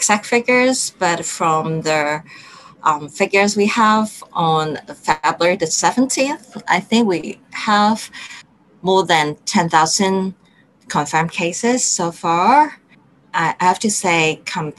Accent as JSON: {"language": "English", "country": "Hong Kong", "said": "I'm from Hong Kong, and I'm a mid-career academic"}